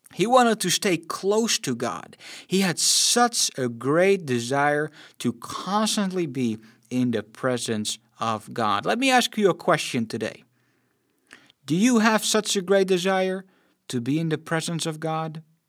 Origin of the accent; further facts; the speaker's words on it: Netherlands; I'm born and raised in the Netherlands